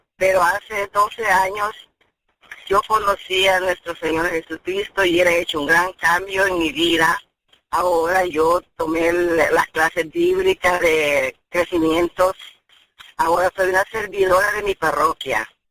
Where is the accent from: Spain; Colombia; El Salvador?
El Salvador; yo soy de El Salvador